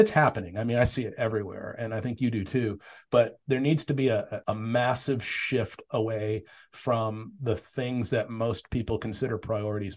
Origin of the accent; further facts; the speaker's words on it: Tempe, Arizona, United States; I grew up in Tempe